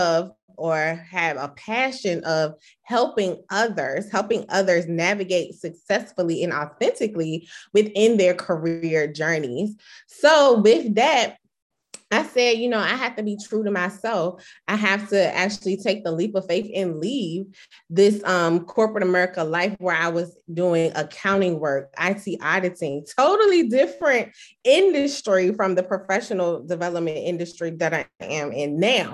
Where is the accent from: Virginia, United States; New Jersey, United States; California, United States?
Virginia, United States; Chesapeake; also born or lived in DMV area (DC, Maryland, Virginia); now in DMV area, United States; I currently reside in the DMV area, which is DC, Maryland, Virginia, but I'm originally from Chesapeake, Virginia.